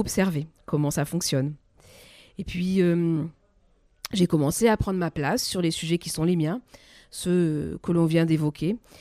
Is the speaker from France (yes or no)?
yes; France; toutes ces valeurs qui font que nous sommes Français